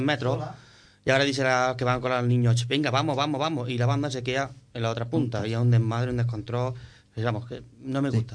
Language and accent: Spanish; Nueva Carteya, Andalusia, Spain; mi pueblo. quiero contar con la banda de música de Nueva Cartella.